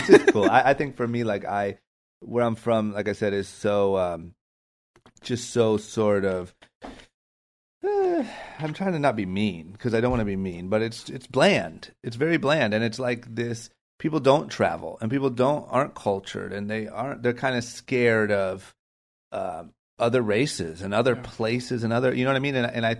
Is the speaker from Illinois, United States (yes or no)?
no; Akron, Ohio, United States; So growing up in Akron, I mean, I love it. I'm not trying to shit on Akron, Ohio